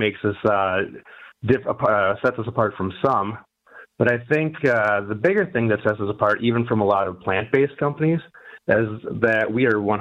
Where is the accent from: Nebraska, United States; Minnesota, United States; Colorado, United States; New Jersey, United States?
Minnesota, United States; Minneapolis; moved away as an adult; now in Detroit, United States; I was raised in Minneapolis